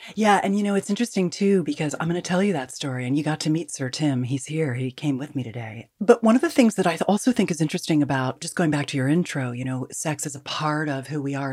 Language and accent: English; California, United States; I'm a Californian